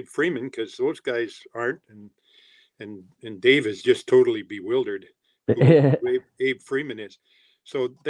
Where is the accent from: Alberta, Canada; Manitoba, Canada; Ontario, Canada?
Ontario, Canada; Timmins